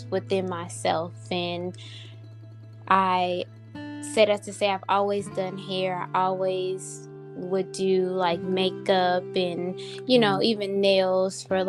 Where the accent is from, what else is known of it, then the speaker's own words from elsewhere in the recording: New Orleans, Louisiana, United States; moved away; also born or lived in Dallas; I am from New Orleans, Louisiana